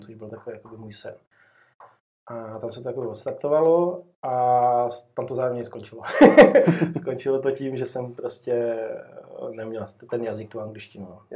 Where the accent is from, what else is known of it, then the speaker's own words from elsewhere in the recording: Libáň, Hradec Králové Region, Czechia; also born or lived in Jičín; pocházím z Libáně, což je kousek odsaď, takový krásný městečko. Uh-huh. Tam jsem vlastně prakticky vydůstal